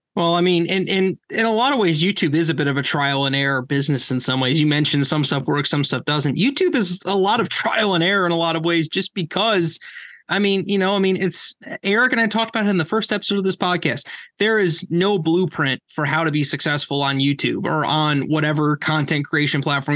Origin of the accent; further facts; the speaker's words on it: Indiana, United States; moved away; I'm from Indiana originally